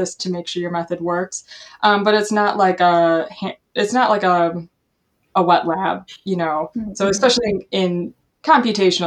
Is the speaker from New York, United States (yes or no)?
no; Milwaukee, Wisconsin, United States; also born or lived in Madison, Wisconsin; I grew up in the Milwaukee area, which is about an hour away from Madison